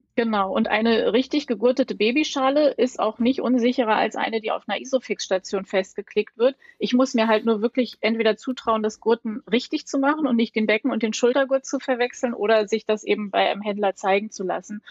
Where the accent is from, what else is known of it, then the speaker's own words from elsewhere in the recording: Berlin, Germany; ich komme aus Berlin